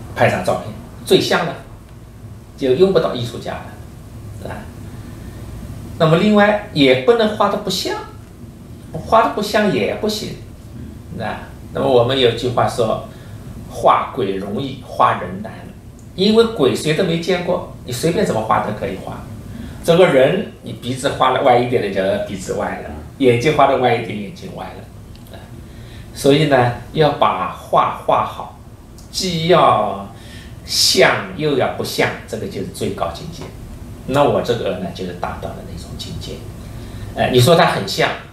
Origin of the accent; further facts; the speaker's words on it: Wuxi, Jiangsu, China; 我的祖籍是浙江绍兴人，但是我身在无锡，长在无锡。